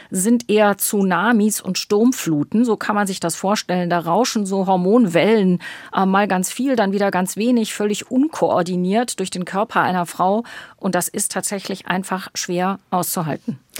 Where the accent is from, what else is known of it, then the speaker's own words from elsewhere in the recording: Northern Germany, Germany; Ich komme ja aus dem Norden, ich bin ja eigentlich mit meiner Praxis in Hamburg angesiedelt und im Norden gibt es Ebbe und Flut.